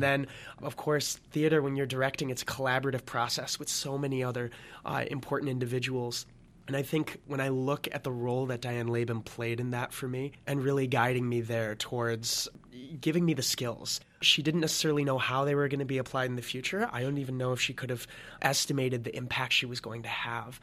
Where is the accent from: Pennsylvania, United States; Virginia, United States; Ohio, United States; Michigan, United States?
Michigan, United States; Lansing; moved away as an adult; also born or lived in Notre Dame, Indiana; originally from Lansing, Michigan